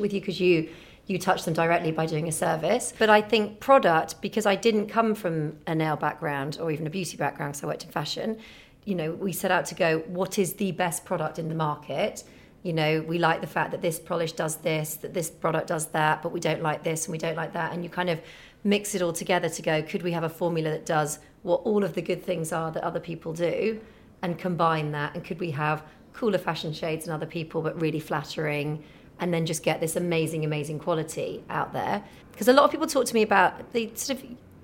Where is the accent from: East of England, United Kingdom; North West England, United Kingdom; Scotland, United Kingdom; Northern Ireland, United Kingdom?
North West England, United Kingdom; I grew up in Northwest